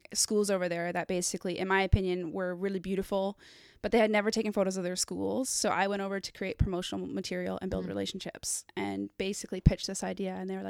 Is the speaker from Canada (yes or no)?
yes; Abbotsford, British Columbia, Canada; also born or lived in United Kingdom / Guatemala; Born and raised in Abbotsford.